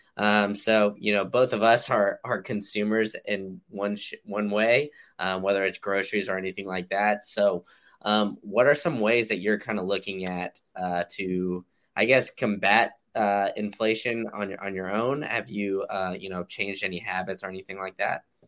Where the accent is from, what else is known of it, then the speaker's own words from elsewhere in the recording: Austin, Texas, United States; now in Tampa, United States; growing up in Austin